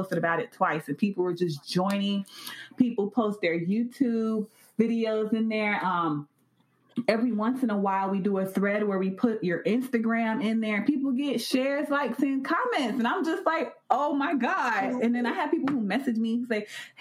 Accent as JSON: {"language": "English", "town": "Miami", "region": "Florida", "country": "United States", "said": "I'm from Miami"}